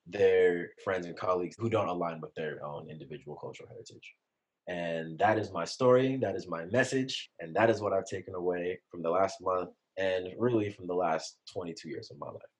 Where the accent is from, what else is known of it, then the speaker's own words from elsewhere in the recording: San Jose, California, United States; I grew up in San Jose, California, in the Bay Area